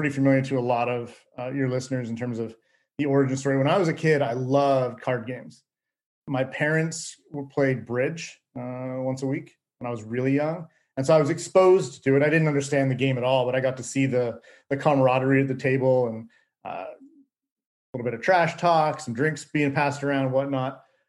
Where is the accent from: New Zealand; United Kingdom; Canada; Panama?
Canada; moved away as an adult; now in Atlanta, United States; live in Atlanta now. It's definitely home, but I don't think true Atlanteans would describe me as an Atlantean. I'm a Canadian that got transplanted here.